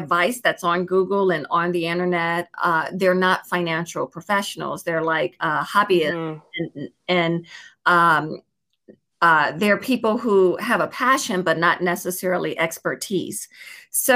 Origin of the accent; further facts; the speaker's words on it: Chicago, Illinois, United States; now in Los Angeles, United States; I'm from Chicago, Illinois, born and raised, but I live out in Los Angeles, California